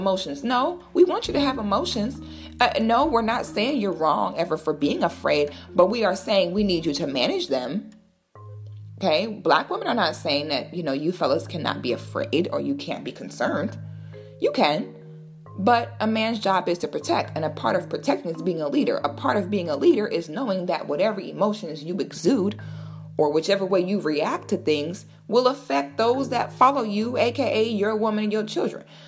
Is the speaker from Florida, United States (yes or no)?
yes; Florida, United States; I'm from Florida.